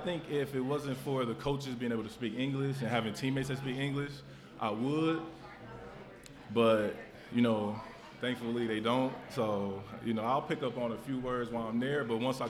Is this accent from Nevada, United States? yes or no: no; Cincinnati, Ohio, United States; We're from Cincinnati.